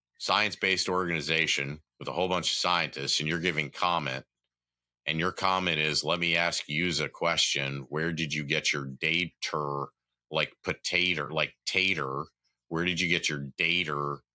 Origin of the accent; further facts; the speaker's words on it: the South, United States; growing up in the South and being from the South